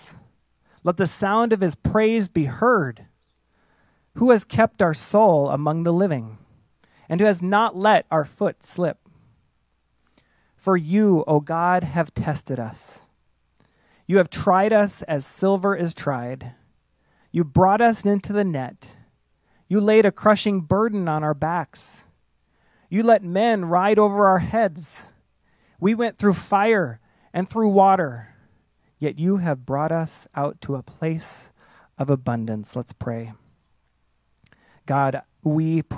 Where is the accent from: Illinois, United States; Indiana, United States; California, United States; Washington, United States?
Illinois, United States; outside of Chicago; I grew up outside of Chicago